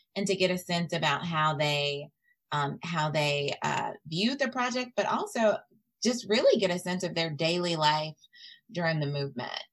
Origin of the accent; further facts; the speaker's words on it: Tennessee, United States; also born or lived in Mississippi; I grew up in Tennessee. Um, but I really claim Mississippi as my home.